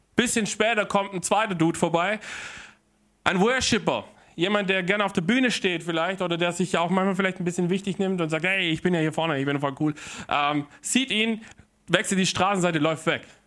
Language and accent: German; Germany; also born or lived in Heilbronn; hier bei uns in Deutschland